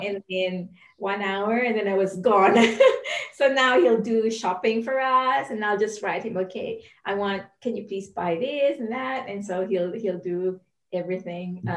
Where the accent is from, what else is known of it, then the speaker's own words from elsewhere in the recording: Philippines; now in New Zealand; I'm from the Philippines